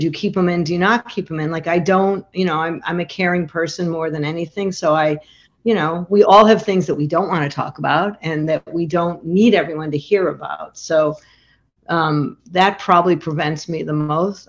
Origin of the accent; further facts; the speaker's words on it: Chicago, Illinois, United States; now in Montclair, New Jersey, United States; I'm from Chicago